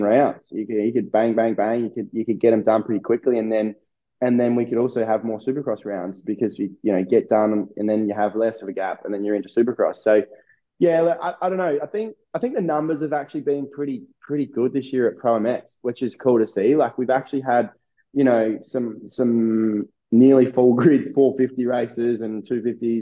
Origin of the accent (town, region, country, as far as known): Australia; born or raised there